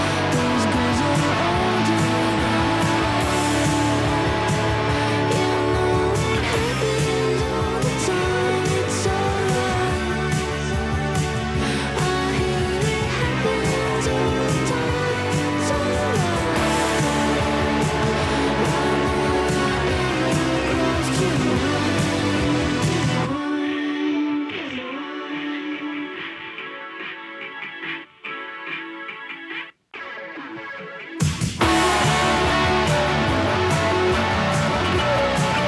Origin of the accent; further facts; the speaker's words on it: Canada; moved away as an adult; now in United States; I'm a Canadian living abroad in America